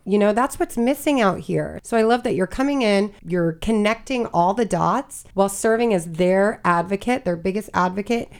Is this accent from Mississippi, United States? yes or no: no; Florida, United States; now in Maryland, United States; I'm originally from Florida